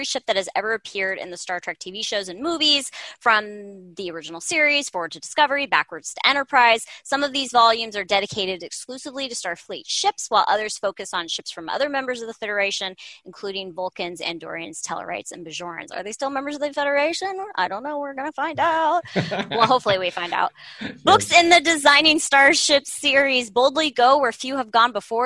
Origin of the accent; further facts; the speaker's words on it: Riverside County, California, United States; I grew up in Riverside County, California